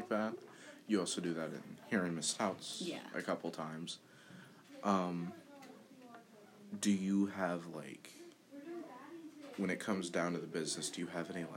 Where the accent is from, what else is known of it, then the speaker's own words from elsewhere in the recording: New York, United States; I grew up in New York myself